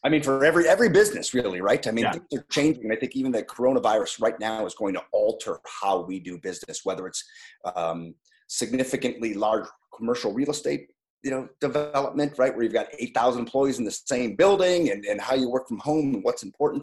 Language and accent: English; Strongsville, Ohio, United States; moved away as an adult; I grew up in Strongsville, Ohio, a small suburb town outside of Cleveland